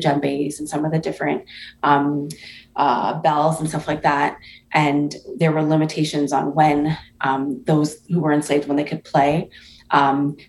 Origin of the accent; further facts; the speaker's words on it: Toronto, Ontario, Canada; my family's from Antigua, and I was born in Toronto, and there's a large Caribbean diaspora in Toronto